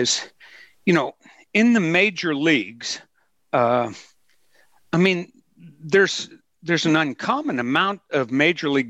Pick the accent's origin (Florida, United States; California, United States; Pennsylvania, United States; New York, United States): Pennsylvania, United States; Pittsburgh; I grew up in Pittsburgh, a huge Pirates fan